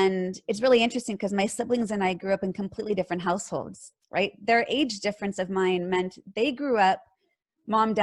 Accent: Bay Area, California, United States; Born and raised in California. Born in Southern California and moved up to the Bay Area going into third grade

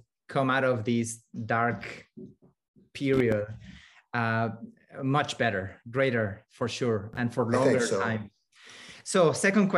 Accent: Mexico City, Mexico; now in Canada; when I was growing up in Mexico City

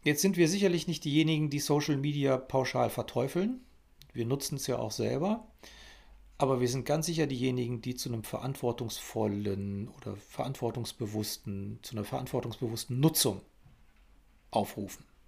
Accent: Germany; bei uns in Deutschland

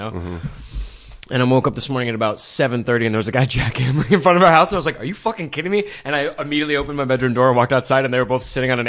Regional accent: Ireland; I'm Irish and like I, fucking I can only drink.

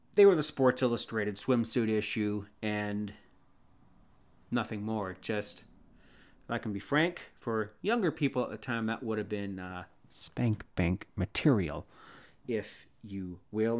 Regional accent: Canada; I'm Canadian

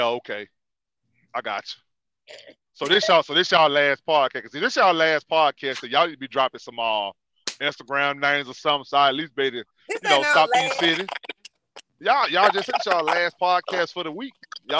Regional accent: Georgia, United States; Because I'm from Georgia

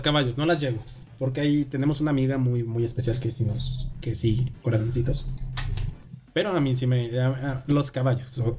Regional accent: Mexico

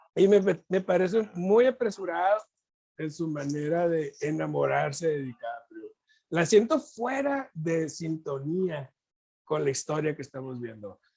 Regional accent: Mexico; ser mexicano

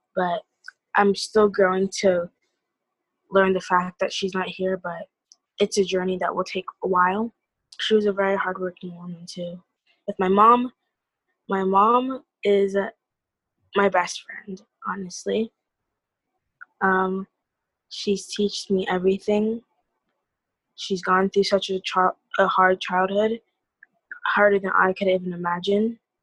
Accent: Iowa, United States; being born and raised in Iowa

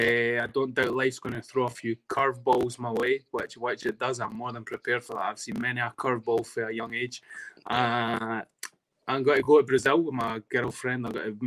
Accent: Dunfermline, Scotland, United Kingdom; accent: Fife twang; also born or lived in Edinburgh; I grew up primarily in Dunfermline, but I'll take pride in being born and bred in Edinburgh. But 100%, I know I have a Fife twang

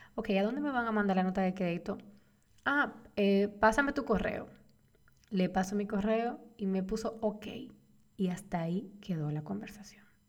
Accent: Dominican Republic; En mi país, República Dominicana

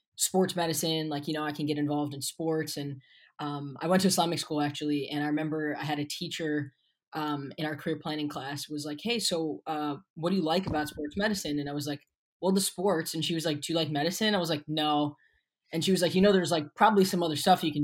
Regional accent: Pennsylvania, United States; also born or lived in Baltimore, Maryland; So I was actually born in Baltimore, moved up to Pennsylvania when I was 4 or 5. So I've been in PA most of my life

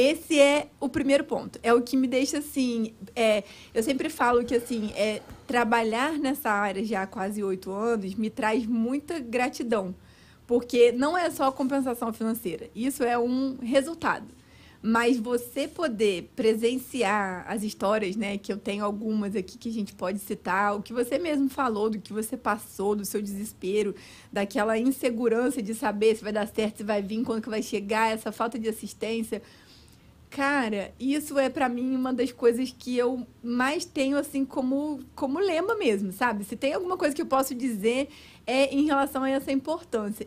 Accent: Cabo Frio, Rio de Janeiro, Brazil; moved away as an adult; now in United States; eu sou do Rio de Janeiro, mas nasci no Rio, mas fui bem pequenininha para Cabo Frio

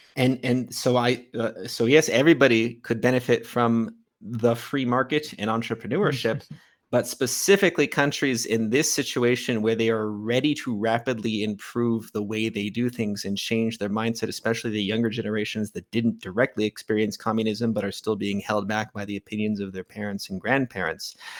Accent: California, United States; moved away as an adult; also born or lived in Ecuador; now in Armenia

